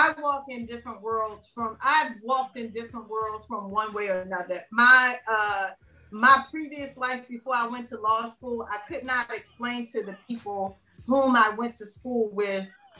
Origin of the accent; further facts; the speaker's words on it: Philadelphia, Pennsylvania, United States; The neighborhood that I love so dearly that I grew up around